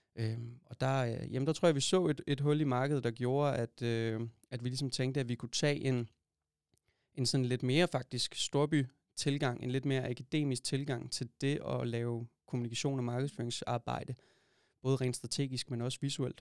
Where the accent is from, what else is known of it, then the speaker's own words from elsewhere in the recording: Holbæk, Zealand, Denmark; i Holbæk, hvor jeg kommer fra